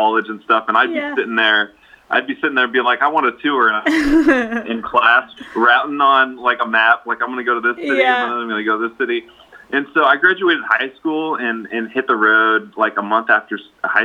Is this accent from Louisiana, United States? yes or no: no; just outside of Seattle, Washington, United States; I grew up just outside of Seattle, Washington